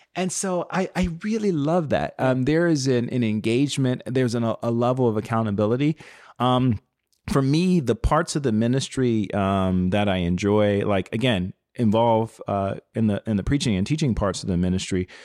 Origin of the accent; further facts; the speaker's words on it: Chicago, Illinois, United States; I was born and raised on the South Side of Chicago